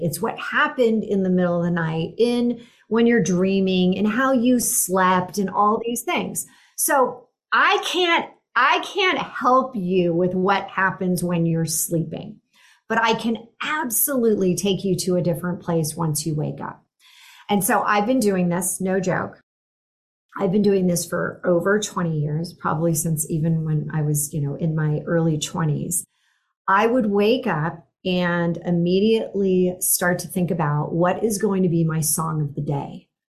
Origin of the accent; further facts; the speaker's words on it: Silicon Valley, California, United States; I grew up in the Silicon Valley